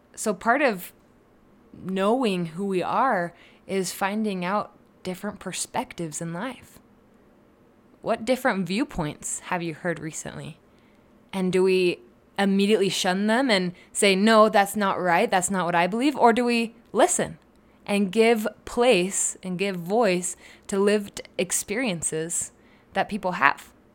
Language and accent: English; Utah, United States; I'm just from Utah. But really, that is part of who I am. That's part of why I am the way that I am, was where I grew up